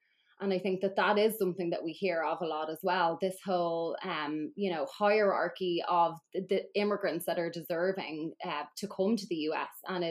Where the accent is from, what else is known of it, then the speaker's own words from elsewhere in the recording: Ireland; now in United States; as an Irish immigrant